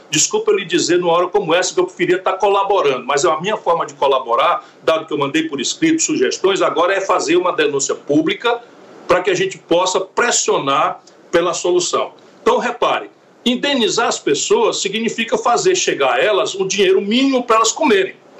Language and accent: Portuguese; Sobral, Ceará, Brazil; sou daqui, sou de Sobral, que é ali junto com a fronteira do Piauí.